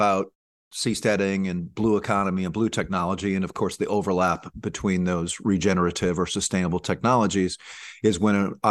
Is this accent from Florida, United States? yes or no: no; New Orleans, Louisiana, United States; moved away as an adult; I decided to move back to my hometown of Nouvelle-Orléans